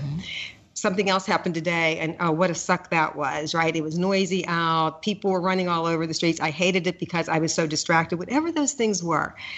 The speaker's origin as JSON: {"language": "English", "town": "Pittsburgh", "region": "Pennsylvania", "country": "United States", "tie": "born or raised there", "moved": "yes", "said": "i grew up in Pittsburgh"}